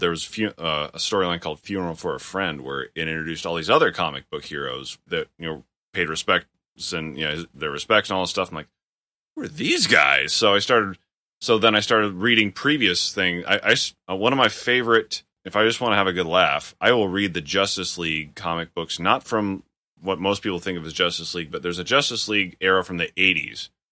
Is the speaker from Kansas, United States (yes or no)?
yes; Kansas, United States; moved away; also born or lived in Nebraska; born and raised in the middle of Kansas, then I moved to the middle of, to part of Nebraska, so I didn't really move that far